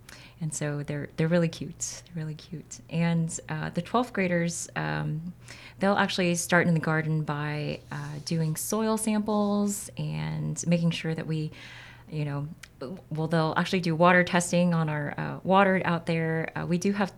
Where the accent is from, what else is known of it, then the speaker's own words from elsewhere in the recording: San Antonio, Texas, United States; moved away as an adult; also born or lived in Korea; I actually came back to San Antonio, which is my hometown